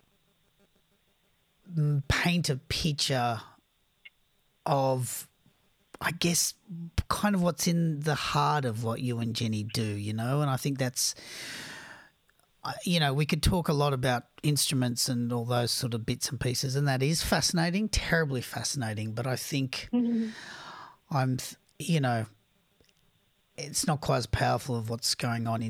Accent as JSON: {"language": "English", "country": "Australia", "said": "I'm an Australian"}